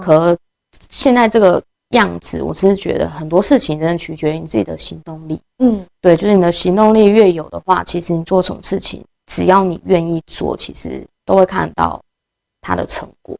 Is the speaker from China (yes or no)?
no; Taitung County, Taiwan; moved away; 希望把它带回就是我的家乡台东这样